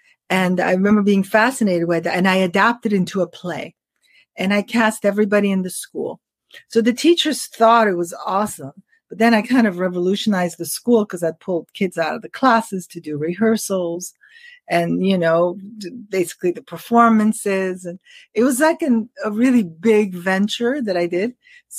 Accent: Paris, Île-de-France, France; also born or lived in New York, United States; So I was born in New York, but my dad opened the very first William Morris agency in Paris, in France, in the 60s. So we moved there and I grew up

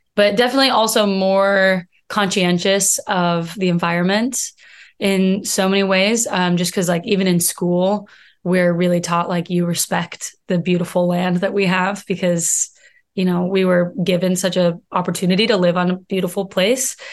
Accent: Missoula, Montana, United States; moved away as an adult; also born or lived in New York; now in Los Angeles, United States; I'm from Missoula, Montana

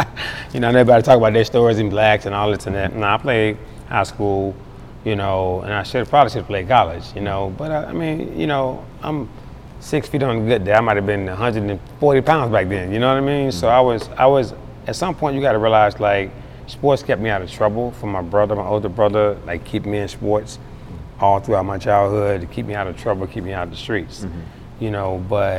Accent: Charlotte, North Carolina, United States; You know, Charlotte's an amazing place. You know, when I was younger, I think it was probably a little bit too slow for me because I've always had a fast mentality.

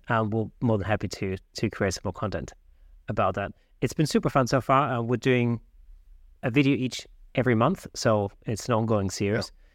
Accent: Southern Germany, Germany; now in United Kingdom; I grew up in South Germany

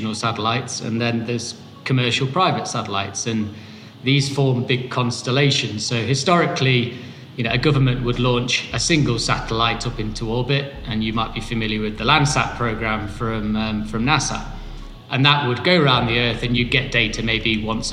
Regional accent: United Kingdom; moved away as an adult; now in Bogota, Colombia; I'm British, but based in Bogota, Colombia

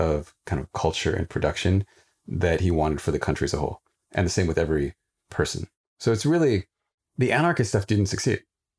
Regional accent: Sequim, Washington, United States; So I grew up in Squim, Washington, rural Washington state. I was one of the only people of color. And so I didn't really relate to being Indian.

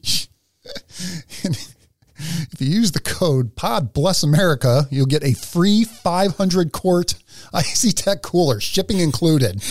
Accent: Philadelphia, Pennsylvania, United States; I grew up in Philly

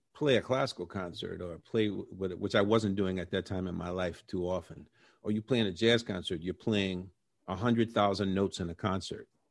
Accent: New Orleans, Louisiana, United States; moved away; also born or lived in Brooklyn / New York; we're from New Orleans

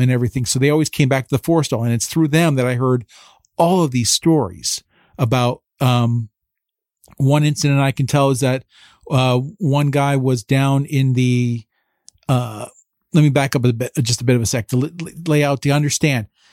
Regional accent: Phillipsburg, New Jersey, United States; moved away as an adult; now in Washington, D.C., United States; I'm originally from Phillipsburg, New Jersey, though, you know, so I'm part of the Lehigh Valley, more or less

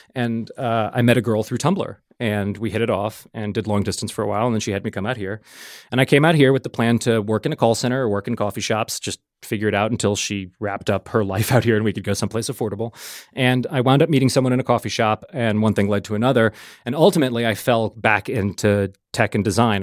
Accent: New Orleans, Louisiana, United States; moved away as an adult; also born or lived in New York; I'm from New Orleans originally

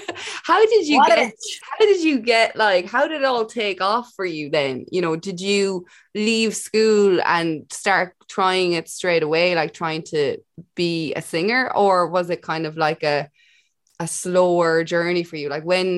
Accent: Ireland; as an Irish person.

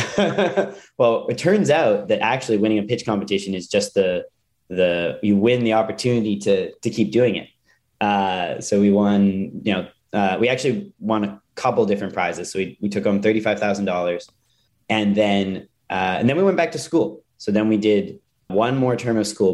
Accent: Calgary, Alberta, Canada; I grew up in Calgary, Canada

